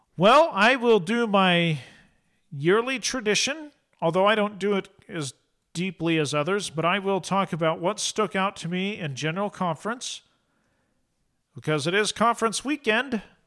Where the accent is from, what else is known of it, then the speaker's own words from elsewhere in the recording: Eastern Oregon, United States; moved away; I'm from Eastern Oregon